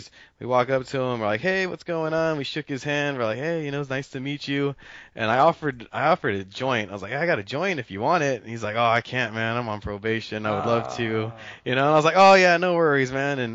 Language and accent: English; Los Angeles, California, United States; I'm from Los Angeles originally